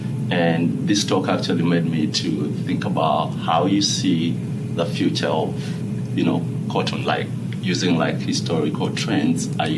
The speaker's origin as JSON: {"language": "English", "country": "Uganda", "moved": "yes", "said": "I'm from Uganda, and in high school we used to be told stories about the cotton industry in America."}